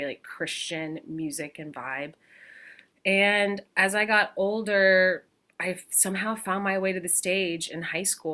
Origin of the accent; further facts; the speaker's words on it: Spring, Texas, United States; now in New York, United States; I grew up in a small community called Spring outside of Houston, Texas